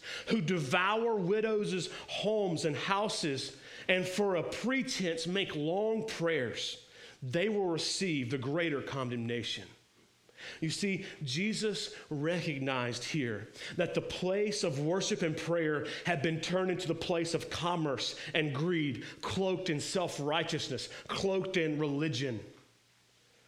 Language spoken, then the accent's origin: English; the South, United States; Being born and bred here in the religious, moralistic, legalistic South